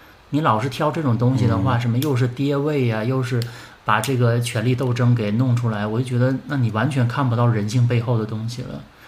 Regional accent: Northeast China, China; 反正作我作为一个东北人，我真的看到了这些女性的这些画这些肖像

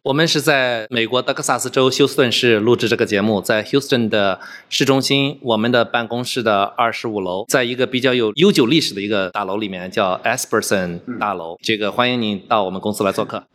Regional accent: Zibo, Shandong, China; moved away as an adult; also born or lived in Jinan; now in Houston, United States; 我是出生在山东，在山东长大，初中的时候去了济南，在济南读的初中和高中，然后在山东大学学的计算机科学专业

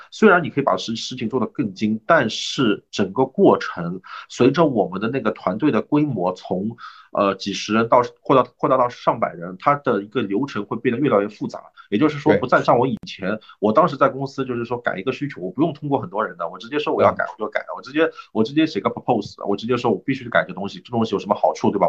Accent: China; also born or lived in Canada; 我们中国人

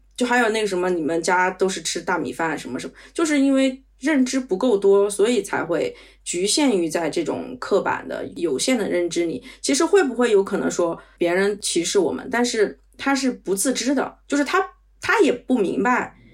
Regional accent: China; now in Paris, France; 因为我们在国内长大

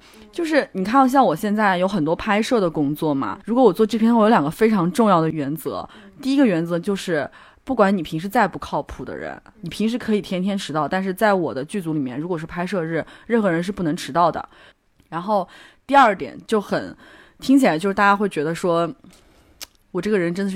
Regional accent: China; 就大部分人还是会的吧，因为。我们都是中国人，我们都很相信。

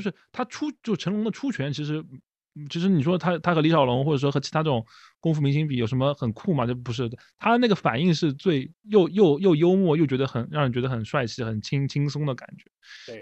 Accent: Shanghai, China; 作为上海人

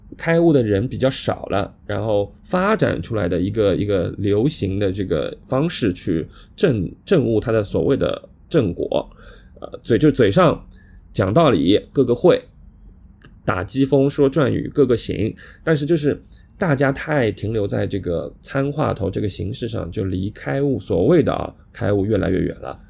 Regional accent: Shanghai, China; accent: Shanghai; 我是南方人，呃，上海人，那我们这种不标准的普通话

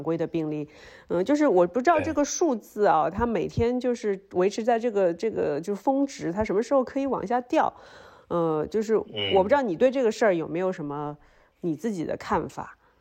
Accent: Shanghai, China; moved away as an adult; also born or lived in Beijing; now in Hengdian, China; 因为我作为一个上海人

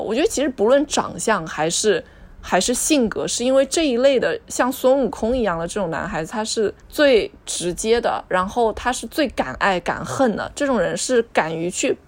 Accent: Jiangsu, China; 我们两个人是从江苏来的

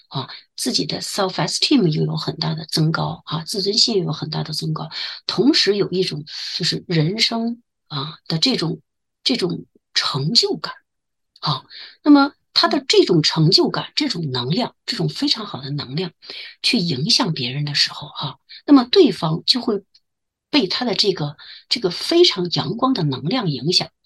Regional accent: China; now in Waterloo, Canada; 我们中国人

